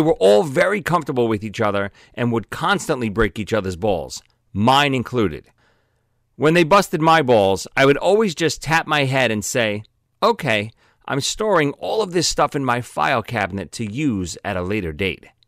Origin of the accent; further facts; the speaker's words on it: New York City, New York, United States; I grew up in Brooklyn